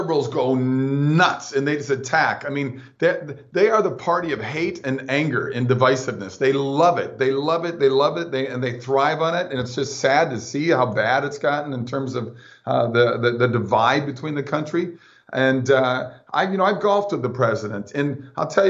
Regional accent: Minnesota, United States; now in Florida, United States; my buddies back in Minnesota where I grew up

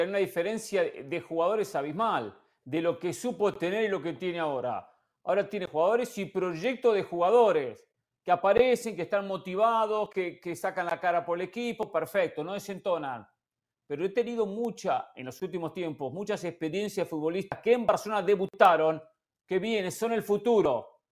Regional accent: Argentina; mi posición como argentino

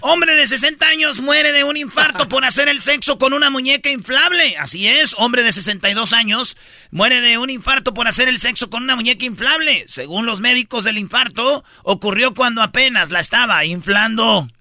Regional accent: Michoacán, Mexico; ya sabe dónde soy yo, de Michoacán, ¿eh? La raza de Michoacán, con calidad

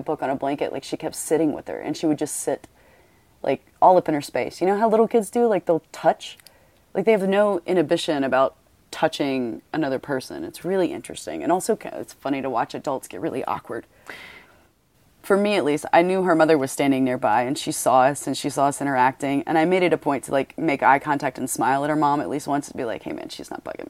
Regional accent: the South, United States; I'm from the South

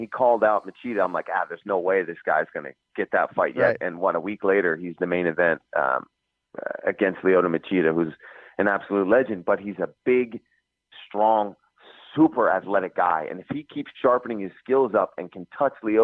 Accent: Philadelphia, Pennsylvania, United States; We're close to my hometown

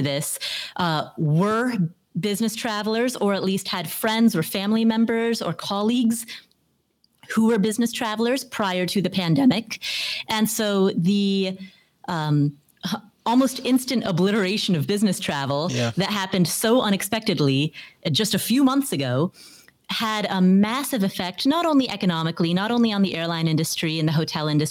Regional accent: Ohio, United States; moved away; also born or lived in the desert; I grew up in Ohio, which has very cold winters

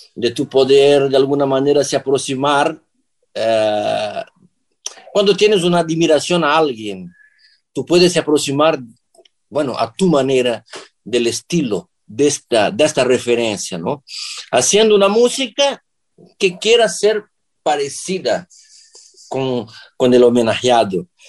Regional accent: Brazil; Spanish is a second language; moved away as an adult; now in Lisbon, Portugal; en el sur de Brasil, que es mi tierra

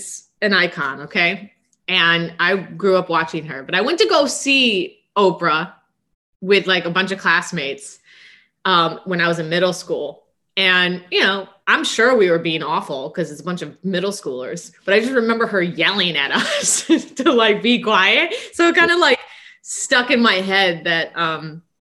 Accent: Midwest, United States; I'm from the Midwest

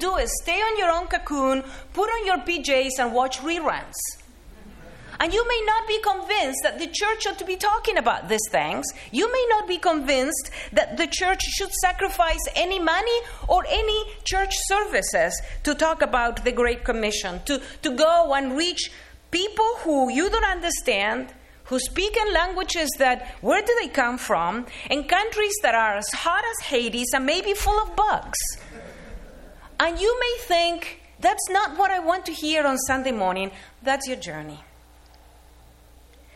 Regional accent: Argentina; moved away; as a kid growing up in Argentina

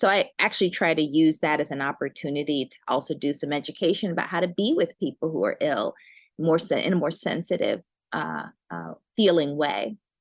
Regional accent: Cambridge, Massachusetts, United States; also born or lived in Birmingham, Alabama / Chicago; I was born in Alabama, but I was raised in Cambridge.

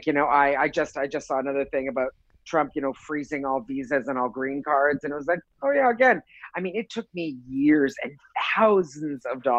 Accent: Canada; moved away as an adult; now in Los Angeles, United States; I'm Canadian, but I don't have anywhere to live.

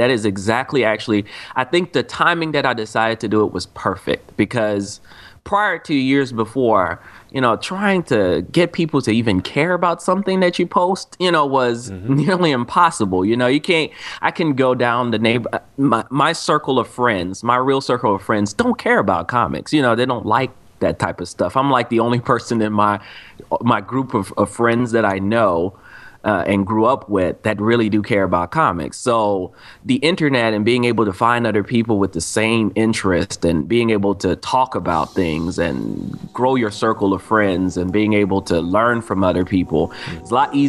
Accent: Cameroon; now in United States; I remember I was born in Cameroon, Africa.

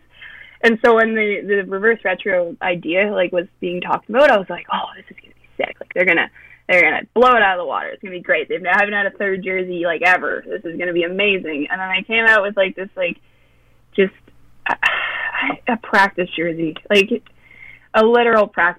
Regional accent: Canada; I'm Canadian

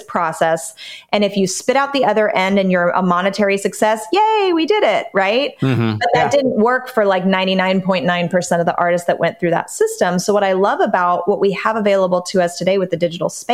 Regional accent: Southern California, United States; I grew up in Southern California, literally 20 minutes from Disneyland

